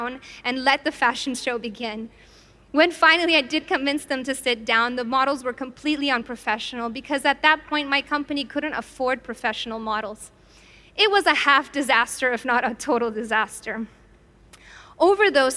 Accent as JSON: {"language": "English", "country": "Italy", "tie": "born or raised there", "said": "I, however, grew up in Italy"}